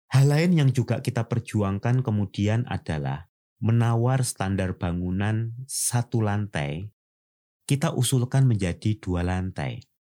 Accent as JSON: {"language": "Indonesian", "country": "Indonesia", "said": "sebagai orang Nusantara"}